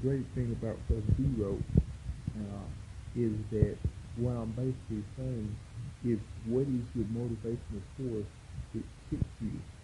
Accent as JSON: {"language": "English", "town": "Dalton", "region": "Georgia", "country": "United States", "tie": "born or raised there", "said": "I'm a Georgia boy, raised right down here in the South."}